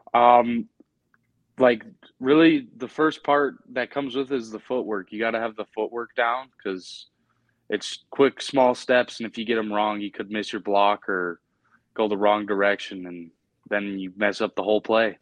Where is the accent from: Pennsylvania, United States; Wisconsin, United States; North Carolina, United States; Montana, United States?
Montana, United States; Helena; also born or lived in Billings, Montana; I was born in Billings, but I moved to Helena pretty young age, and I've been here ever since.